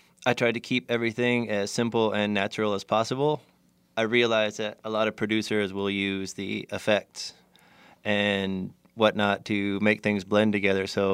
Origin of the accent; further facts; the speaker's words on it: Southern California, United States; Growing up in Southern California